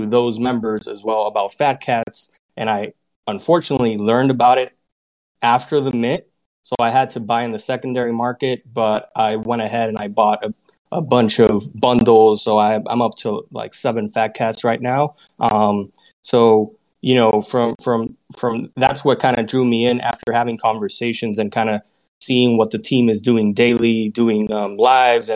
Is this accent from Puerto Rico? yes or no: yes; Puerto Rico; moved away as an adult; now in United States; I'm originally born and raised in Puerto Rico, and I moved to the States to continue my career